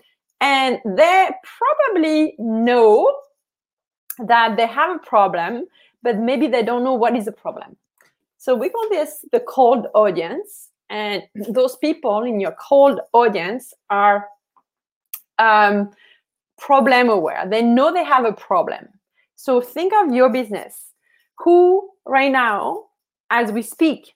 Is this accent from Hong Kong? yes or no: no; France; I'm from France